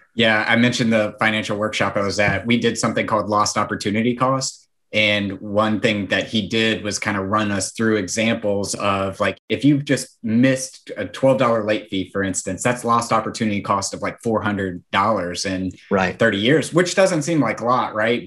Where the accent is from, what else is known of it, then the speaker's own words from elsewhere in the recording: Nashville, Tennessee, United States; I'm from Nashville.